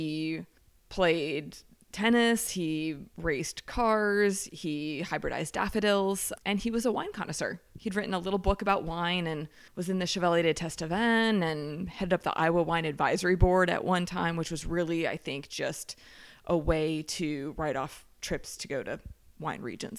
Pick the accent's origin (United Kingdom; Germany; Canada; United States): Germany; Heidelberg, Baden-Württemberg; born there; I was born in Heidelberg, Germany.